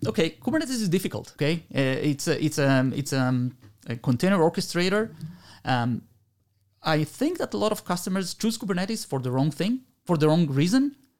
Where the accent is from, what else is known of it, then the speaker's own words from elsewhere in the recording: Argentina; now in Israel; I was born in Argentina. I made Aliyah a long time ago, la, uh, seventy-one.